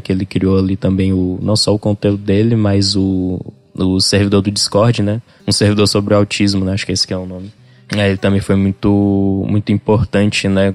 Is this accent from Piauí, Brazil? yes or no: yes; Parnaíba, Piauí, Brazil; also born or lived in Rio Grande do Sul; pra gente que, sei lá, nasceu e foi criado aqui